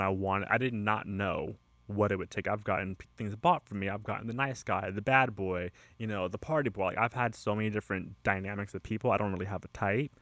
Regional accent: California, United States; I am from California, and I've lived in California most of my life

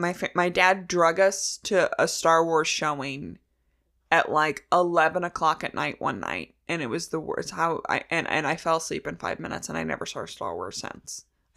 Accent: Chicago, Illinois, United States; And sports for us. Because I grew up in Chicago.

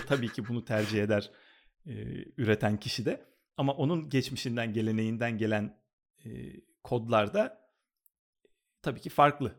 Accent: Istanbul, Turkey; moved away as an adult; now in Los Angeles, United States; bütün çocukluğumu, işte öğrencilik hayatımı, liseyi falan hep oralarda geçirdim. Kadıköy'de geçirdim

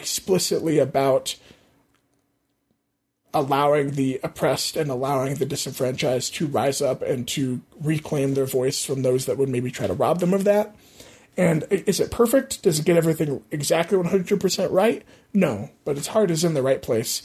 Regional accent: United States; as an American

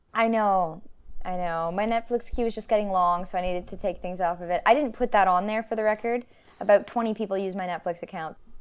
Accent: Canada; We're Canadian

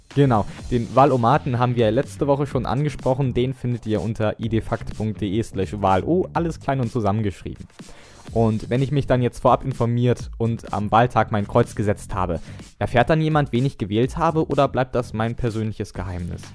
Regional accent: Northern Germany, Germany; ich komme jetzt zum Beispiel aus Norddeutschland

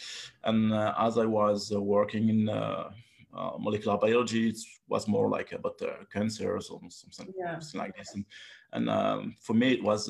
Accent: Paris, Île-de-France, France; English is a second language; moved away; also born or lived in Brittany; I grew up in Paris, and I was working in biomedical field at the beginning

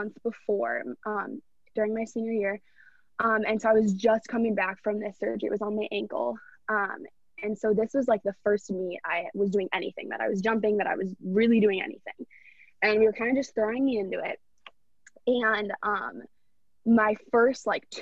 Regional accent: Minnetonka, Minnesota, United States; I'm from Minnetonka, Minnesota, right outside of Minneapolis. I live at home with my parents

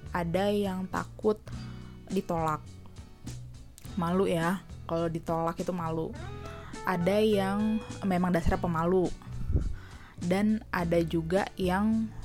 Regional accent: Indonesia; gue memang orang Indonesia ya uh, kedua orang tua gue berasal dari Indonesia asli

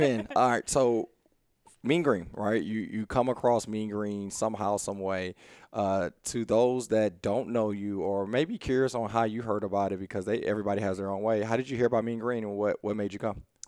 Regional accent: Houston, Texas, United States; we grew up in East Houston

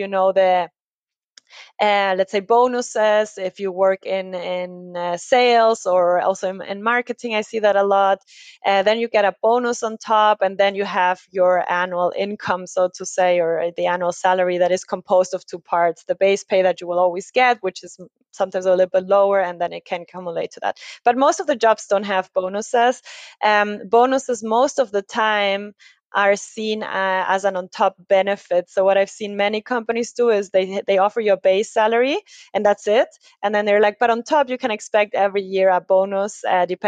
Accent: Ecuador; now in Germany; I come from Ecuador in South America

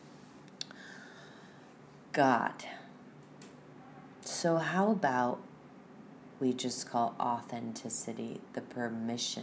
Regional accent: El Salvador; moved away as an adult; I'm from El Salvador.

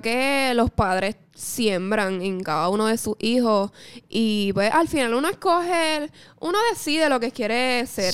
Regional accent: Mayagüez, Puerto Rico; yo soy de Mayagüez, gente. Yo soy del oeste.

